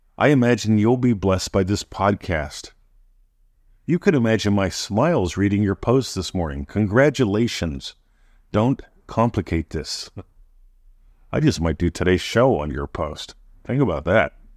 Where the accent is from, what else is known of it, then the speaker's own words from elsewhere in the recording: Pennsylvania, United States; now in Australia; I was born in Pennsylvania. I'm American, living in Australia